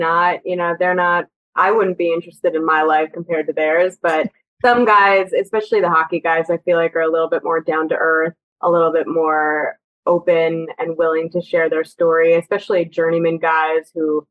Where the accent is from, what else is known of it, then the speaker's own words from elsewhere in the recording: New Jersey, United States; I watched the Rangers growing up in Jersey